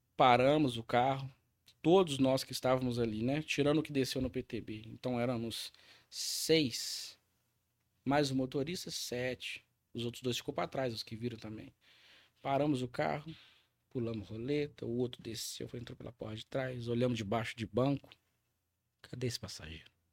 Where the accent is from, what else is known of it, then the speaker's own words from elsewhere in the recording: Contagem, Minas Gerais, Brazil; also born or lived in Ribeirão das Neves / Betim; nascido e criado em Contagem. E depois eu, eh, meu pai foi para para Neves, né? moramos em Neves até 2000 e 2000 nós fomos para Betim.